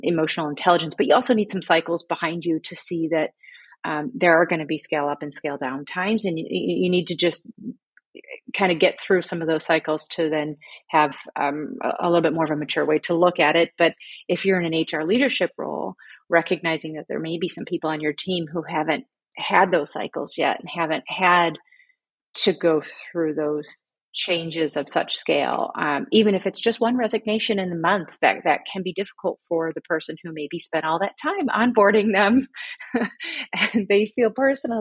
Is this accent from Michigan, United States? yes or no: yes; Michigan, United States; moved away as an adult; now in Berlin, Germany; I am born and raised in America, my hometown in Michigan